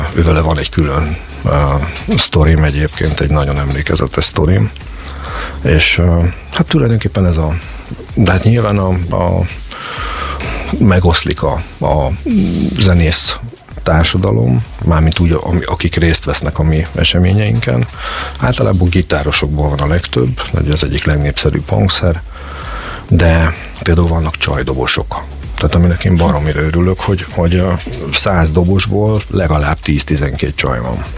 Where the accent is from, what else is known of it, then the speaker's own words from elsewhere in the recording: Szeged, Csongrád-Csanád, Hungary; mi magyarok vagyunk, mi szegediek vagyunk